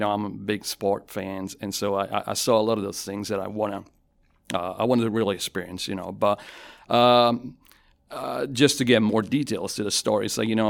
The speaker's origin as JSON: {"language": "English", "town": "Avellino", "region": "Campania", "country": "Italy", "also_born_or_lived": "Naples / Milan", "said": "So I am originally from Avellino. It's 50,000 people, about 25 miles away from Naples. So I'm from the south. And I lived in Avellino, Naples, and Milan, just based on my family's, my dad's job."}